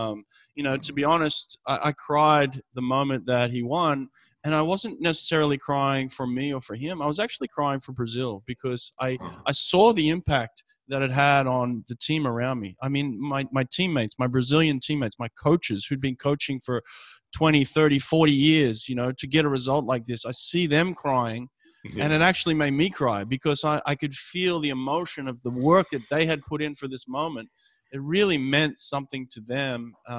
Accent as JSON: {"language": "English", "town": "Sydney", "region": "New South Wales", "country": "Australia", "said": "Sydney, yeah."}